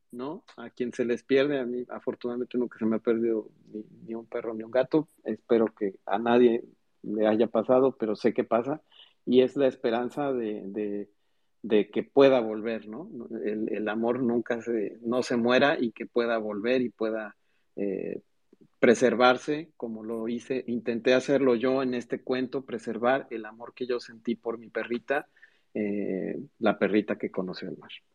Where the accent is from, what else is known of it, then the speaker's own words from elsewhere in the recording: Mexico City, Mexico; moved away as an adult; now in Mérida, Mexico; nací en la Ciudad de México